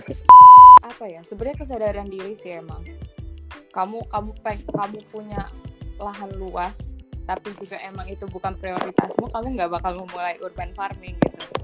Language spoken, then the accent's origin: Indonesian; Jakarta, Indonesia; aku dari kecil di kota di Jakarta um, tumbuh melihat pohon ditebangin